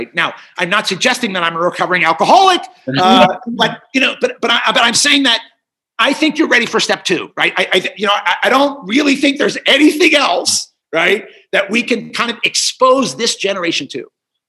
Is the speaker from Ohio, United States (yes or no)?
yes; Cincinnati, Ohio, United States; I remember watching that in some sort of state park in Indiana, because I grew up in Cincinnati